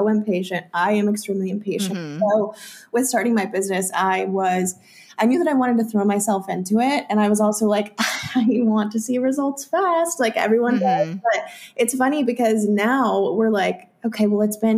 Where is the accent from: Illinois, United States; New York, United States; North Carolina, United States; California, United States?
North Carolina, United States; now in South Carolina, United States; I'm from North Carolina